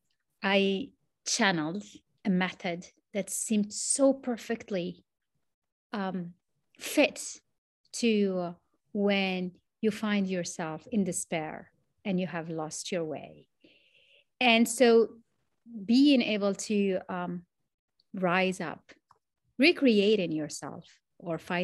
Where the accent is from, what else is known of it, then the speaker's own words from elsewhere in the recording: Morocco; English is a second language; I am from Morocco, connecting actually from Morocco